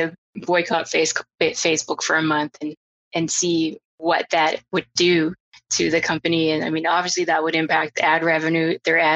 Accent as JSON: {"language": "English", "country": "Canada", "said": "I'm Canadian"}